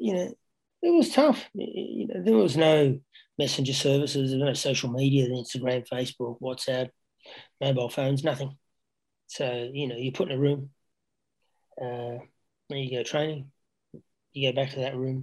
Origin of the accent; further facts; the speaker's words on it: Canberra, Australian Capital Territory, Australia; moved away as an adult; also born or lived in Gijón, Spain; growing up in Canberra